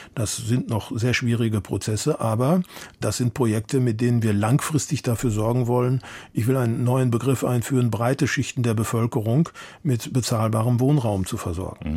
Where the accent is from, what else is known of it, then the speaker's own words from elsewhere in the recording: Munich, Bavaria, Germany; ich bin Münchner